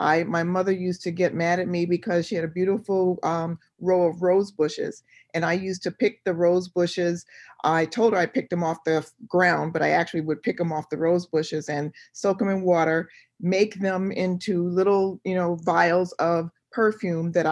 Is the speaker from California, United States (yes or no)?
no; Detroit, Michigan, United States; I grew up in Detroit